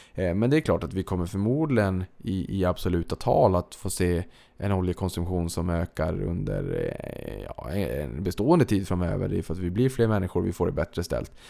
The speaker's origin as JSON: {"language": "Swedish", "town": "Boden", "region": "Norrbotten County", "country": "Sweden", "moved": "yes", "said": "jag kommer från Boden"}